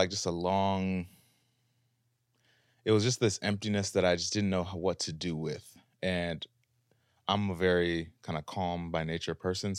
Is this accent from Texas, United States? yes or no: no; Minneapolis, Minnesota, United States; now in Los Angeles, United States; Out here in LA, doing the thing.